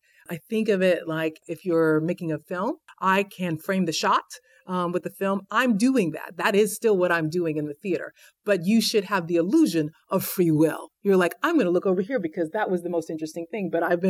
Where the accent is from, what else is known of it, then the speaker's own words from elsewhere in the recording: Houston, Texas, United States; Houston, Texas.